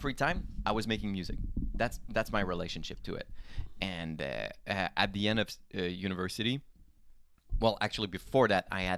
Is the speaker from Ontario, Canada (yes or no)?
no; Lorraine, Quebec, Canada; also born or lived in Rosemère, Quebec; I come from Lorraine. Okay. So Rosemère, the La Rive Nord. So the North Shore, okay, above Laval.